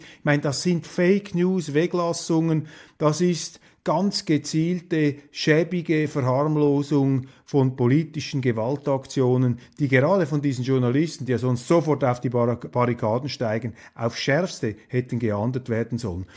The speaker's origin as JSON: {"language": "German", "country": "Switzerland", "said": "Als Schweizer"}